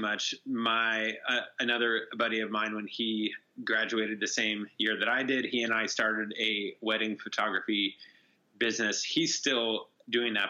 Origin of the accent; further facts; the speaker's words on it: Bishop, California, United States; I grew up in Bishop, California